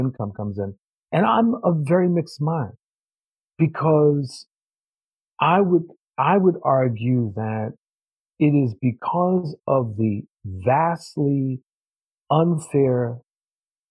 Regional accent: New York, United States; I'm from New York

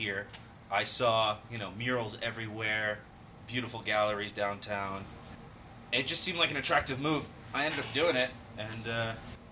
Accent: northern New Jersey, United States; also born or lived in Brooklyn, New York; now in Denver, United States; I moved here from Brooklyn. I've been living there for a couple years, and I grew up in northern Jersey.

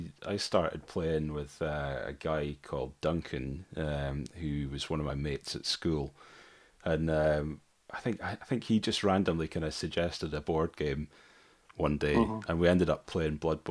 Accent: Dumfries, Scotland, United Kingdom; I was brought up there in Dumfries

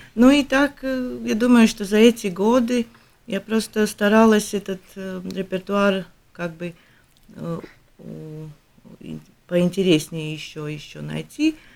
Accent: Latvia; мы из Латвии

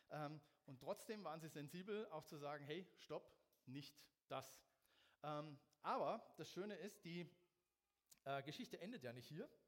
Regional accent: Munich, Bavaria, Germany; Aber für mich war als Münchner Mannheim schon der absolute GAU.

